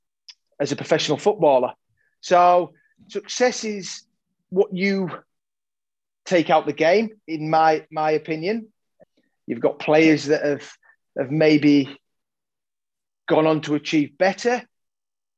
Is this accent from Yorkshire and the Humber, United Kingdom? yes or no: yes; Yorkshire and the Humber, United Kingdom; growing up in Yorkshire, playing in the garden, playing on the streets